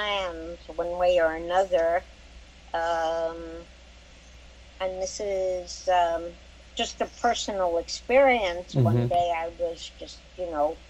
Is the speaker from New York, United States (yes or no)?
yes; New York City, New York, United States; I grew up in Brooklyn, New York